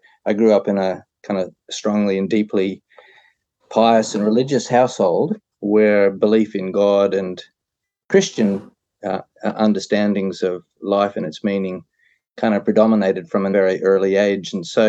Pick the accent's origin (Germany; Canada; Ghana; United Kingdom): Canada; The accent, I suppose I'm a Canadian, so you'll have to say it.